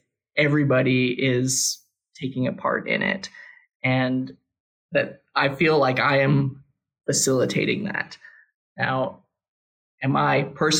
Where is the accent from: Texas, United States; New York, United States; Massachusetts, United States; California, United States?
Texas, United States; Austin; I'm from Austin. I actually grew up in the flight path to Mueller